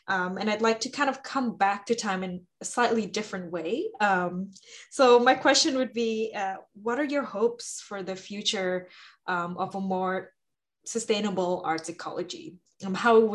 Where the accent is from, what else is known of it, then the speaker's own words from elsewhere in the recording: Jakarta, Indonesia; I'm from Jakarta, Indonesia